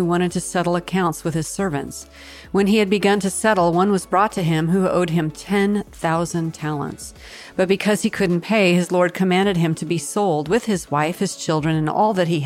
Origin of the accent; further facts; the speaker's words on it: Washington, United States; the mountain in my home state, Mount Rainier